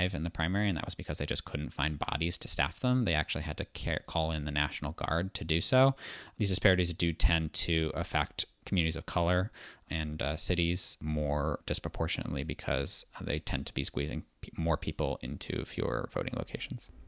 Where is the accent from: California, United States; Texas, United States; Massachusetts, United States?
Massachusetts, United States; my home state of Massachusetts